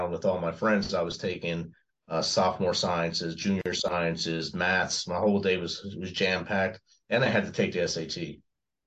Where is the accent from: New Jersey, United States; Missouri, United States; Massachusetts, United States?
New Jersey, United States; Jersey City; I was born and raised in Jersey City, New Jersey